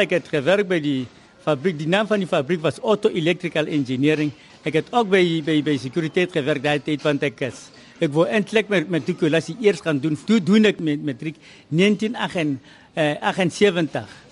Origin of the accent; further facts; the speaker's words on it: Kimberley, Northern Cape, South Africa; first language Tswana; Afrikaans is a second language; moved away as an adult; also born or lived in Transvaal; ek het groot geword in Kimberley.